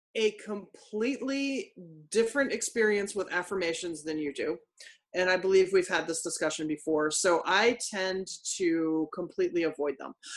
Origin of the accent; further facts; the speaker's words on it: Philadelphia, Pennsylvania, United States; butter cake is a dessert that I grew up with in Philadelphia